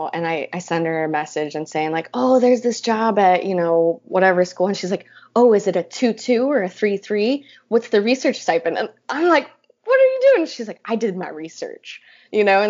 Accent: Dunkirk, New York, United States; moved away; also born or lived in Florida; I grew up in Dunkirk, New York, and then for a variety of reasons, we moved to Florida

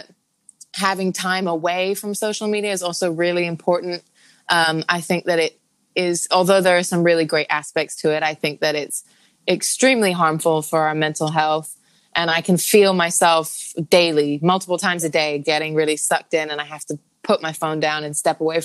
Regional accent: Hong Kong; also born or lived in Thailand; now in New York, United States; I'm born and raised in Hong Kong, and I've got family there.

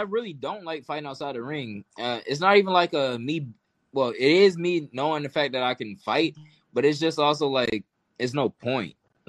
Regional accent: Atlanta, Georgia, United States; And I was from Atlanta. I'm from the South. I'm a country boy compared to them.

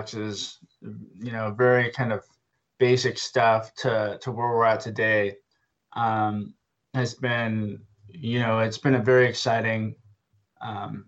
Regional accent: Boerne, Texas, United States; my hometown anyway, of Burney, Texas, which is just up the road from San Antonio

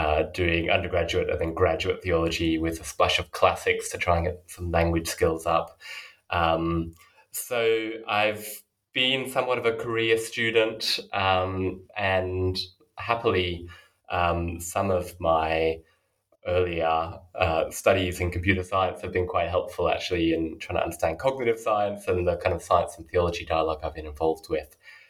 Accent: Australia; moved away as an adult; now in Oxford, United Kingdom; So as you mentioned, I'm currently an early career scholar in Oxford. But I grew up in Australia and did my undergraduate study there.

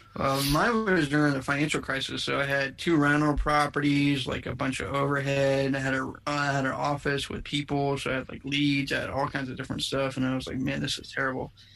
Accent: United States; now in Plano, United States; I grew up on the East Coast. I grew up in the Maryland, D.C., Virginia area

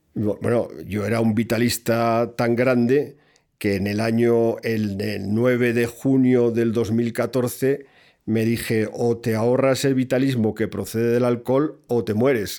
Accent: Spain; en mi país

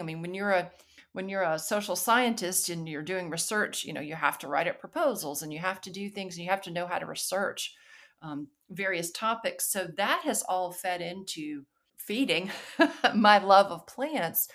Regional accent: Alabama, United States; moved away as an adult; also born or lived in North Carolina; I grew up in Alabama

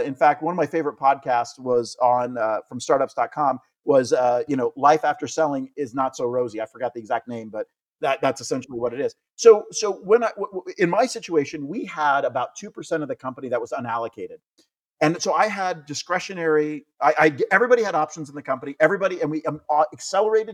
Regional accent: United States; I'm American

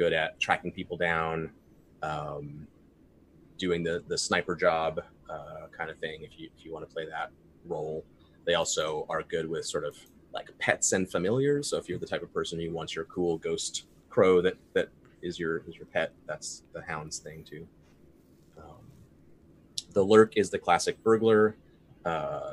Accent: Kentucky, United States; I'm from Kentucky

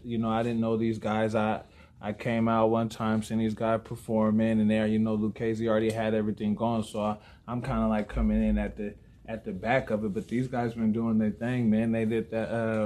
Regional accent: Tacoma, Washington, United States; now in Casper, United States; I'm originally from Tacoma, Washington.

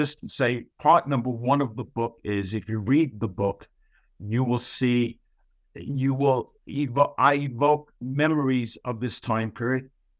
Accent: Bronx, New York, United States; accent: Bronx; And I'm from the Bronx. I sound like someone from the Bronx.

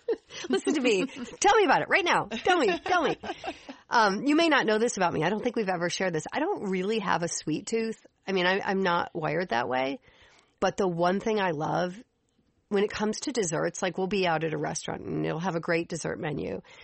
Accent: Chicago, Illinois, United States; moved away as an adult; also born or lived in Nashville; I grew up in Chicago

